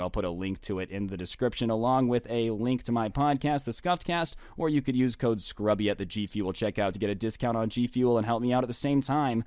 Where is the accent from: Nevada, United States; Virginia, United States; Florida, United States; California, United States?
Nevada, United States; Las Vegas; I'm from Vegas